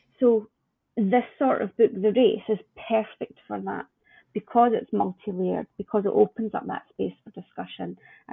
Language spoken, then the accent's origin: English; Scotland, United Kingdom; So yeah, I see it as my role as a Scottish publisher to nurture that, wherever I'm lucky enough to find it.